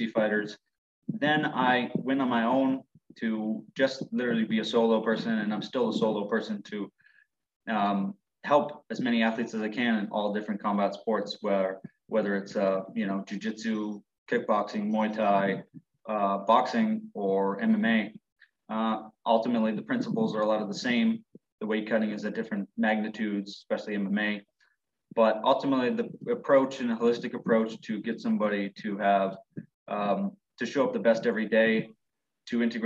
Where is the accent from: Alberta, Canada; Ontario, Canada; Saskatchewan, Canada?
Ontario, Canada; I'm from Ontario.